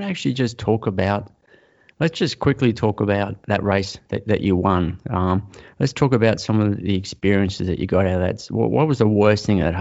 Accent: Sydney, New South Wales, Australia; I grew up in Sydney

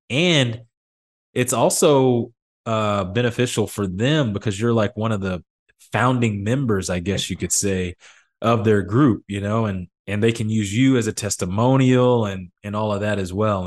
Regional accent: Midland, Texas, United States; moved away; I come from Midland, Texas, where all we do is oil and play high school football

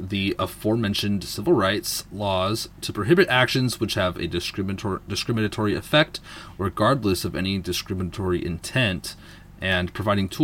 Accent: Seattle, Washington, United States; I'm from Seattle

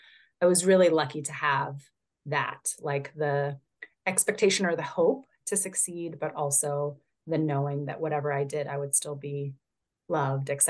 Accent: Northern California, United States; I was born and raised in California, born in Southern California, raised primarily in Northern California

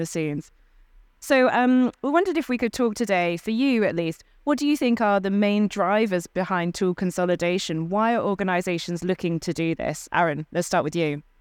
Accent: United Kingdom; I'm a Brit

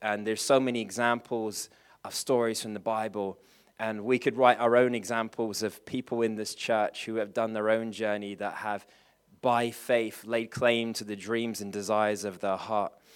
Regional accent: England, United Kingdom; I'm English

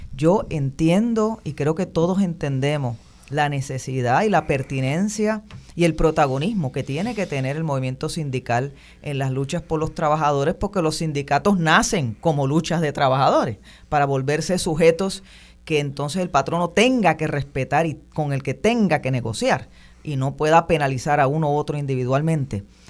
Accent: Puerto Rico; nosotros como puertorriqueños

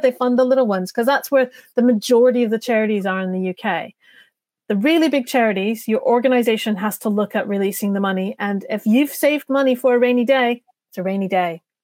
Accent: Canada; accent: North American; now in United Kingdom; now I come from Canada

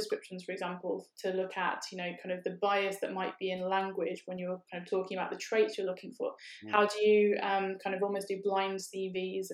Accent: United Kingdom; we're from Britain

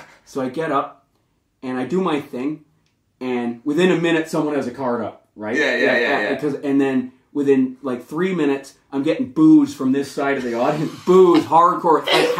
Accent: Canada; moved away as an adult; also born or lived in Vancouver; now in United Kingdom; One of the problems with being Canadian is we're overpowered by the States.

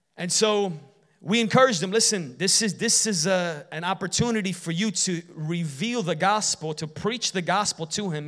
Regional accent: Chicago, Illinois, United States; when I grew up in Chicago

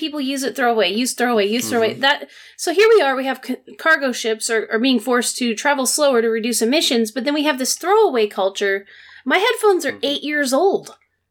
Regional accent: United States; I speak as American.

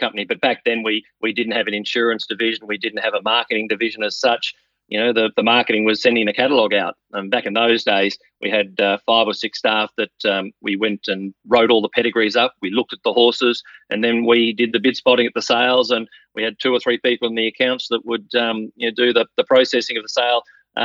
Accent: Brisbane, Queensland, Australia; I grew up in Brisbane

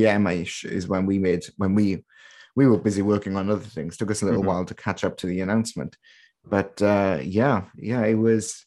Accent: United Kingdom; as a British person

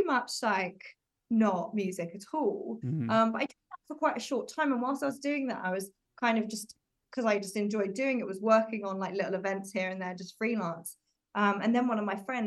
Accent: Oxfordshire, South East England, United Kingdom; moved away as an adult; now in London, United Kingdom; So I moved to London, because I'm from Oxfordshire originally.

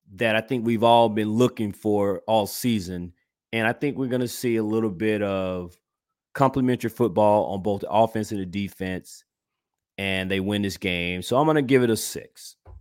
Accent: Georgia, United States; moved away; I'm originally from Georgia

